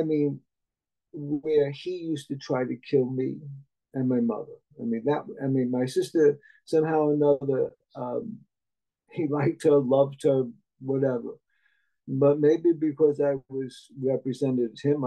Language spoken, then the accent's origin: English; Jersey City, New Jersey, United States; I was born in 1950, so I grew up in Jersey City.